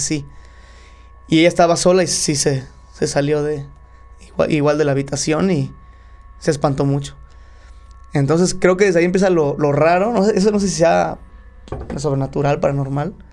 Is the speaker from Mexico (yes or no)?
yes; Cuautla, Morelos, Mexico; born or raised there; also born or lived in Guadalajara, Jalisco